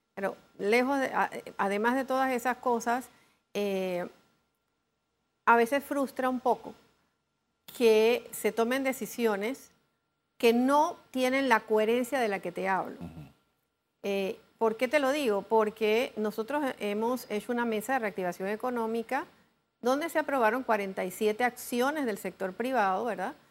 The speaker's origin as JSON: {"language": "Spanish", "country": "Panama", "said": "como panameños"}